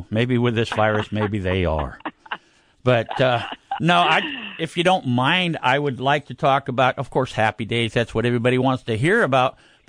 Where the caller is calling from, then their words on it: Needles, California, United States; Well I'm actually, the station here is in Needles, California.